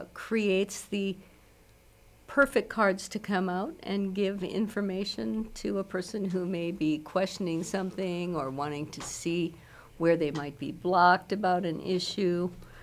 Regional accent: Milwaukee, Wisconsin, United States; I grew up in Milwaukee. Well, if I've grown up, I'm not sure I've done that yet.

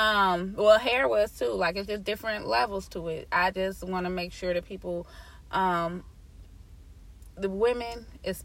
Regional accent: Cincinnati, Ohio, United States; moved away as an adult; I'm from Cincinnati, Ohio, so that's the 513.

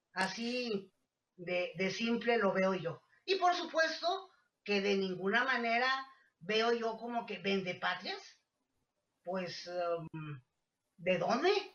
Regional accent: Mexico; como mexicanos

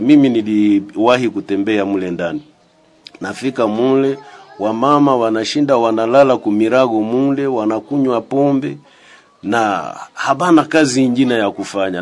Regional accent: DR Congo; sisi ni wakongomani

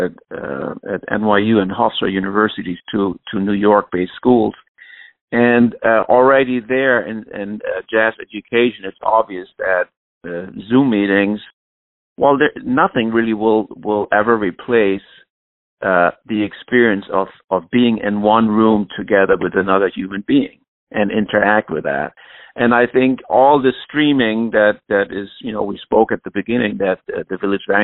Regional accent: Flensburg, Schleswig-Holstein, Germany; moved away; my hometown orchestra in Flensburg

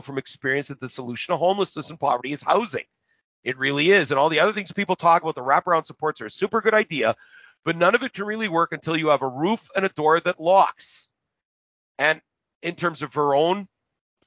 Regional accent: Winnipeg, Manitoba, Canada; I came from the North End

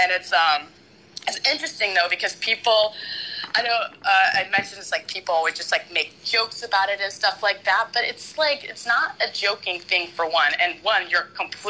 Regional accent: Charlotte, North Carolina, United States; I grew up in Charlotte, North Carolina, and it's literally black and white

